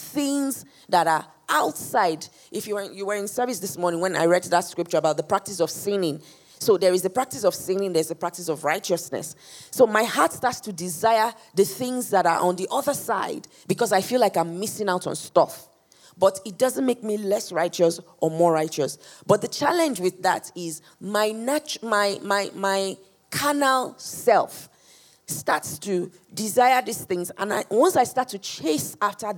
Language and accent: English; Nigeria; So I'm Nigerian, or I'm born Nigerian.